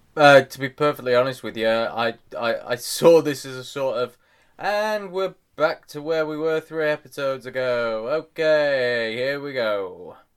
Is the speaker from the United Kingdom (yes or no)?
yes; England, United Kingdom; as an English person